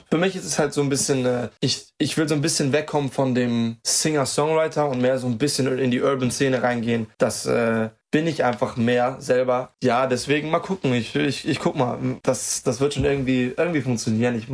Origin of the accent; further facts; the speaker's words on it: Germany; Also äh, es ist, ich meine, Deutschland ist meine Heimat und ich werde immer die größte Verbundenheit mit Deutschland haben.